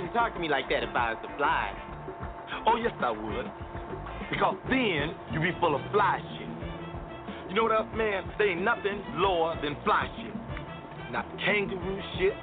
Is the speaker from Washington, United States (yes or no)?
no; New York, United States; As a New Yorker